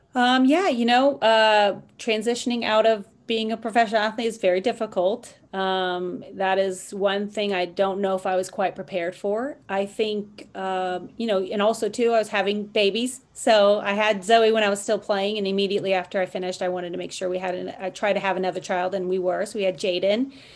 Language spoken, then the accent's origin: English; Los Angeles, California, United States; Los Angeles my hometown